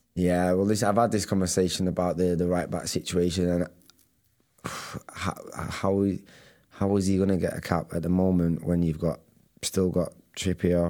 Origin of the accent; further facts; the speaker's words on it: Manchester, North West England, United Kingdom; I was the lad from Manchester